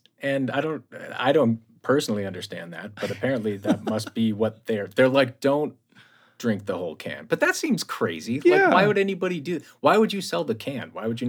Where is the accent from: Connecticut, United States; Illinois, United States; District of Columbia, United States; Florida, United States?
Connecticut, United States; born there; also born or lived in Ohio; Yeah, and I was born on the East Coast, too. I was born in Connecticut, so.